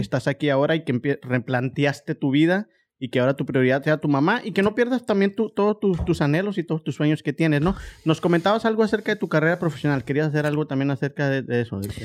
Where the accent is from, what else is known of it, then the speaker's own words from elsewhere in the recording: Mexico; como mexicano